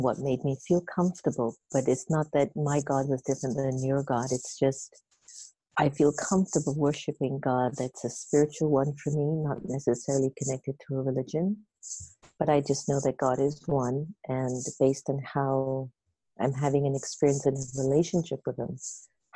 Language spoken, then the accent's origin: English; Jamaica; now in United States; I'm Jamaican. And I was born in Jamaica, but my dad's from India and my mother's African